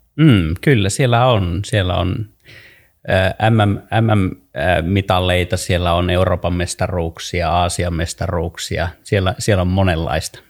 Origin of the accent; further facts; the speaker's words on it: Kainuu, Finland; on syntynyt Kainuussa ää, äh, maalla ja tottunut, tottunut ja elänyt nuoruuteni maalla